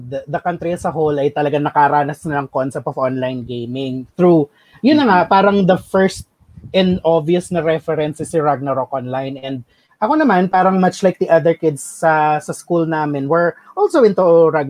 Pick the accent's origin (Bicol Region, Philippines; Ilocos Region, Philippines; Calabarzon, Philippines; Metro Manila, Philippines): Calabarzon, Philippines; Quezon; sa province namin sa Quezon